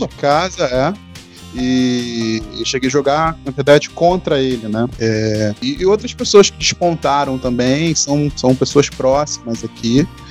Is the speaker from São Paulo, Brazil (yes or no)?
no; Rio de Janeiro, Brazil; accent: carioca, S chiado; mesmo sendo carioca, falando com S carregado, chiado, né, de mesmo, nós, é, carioca suburbano, ou seja, da Zona Norte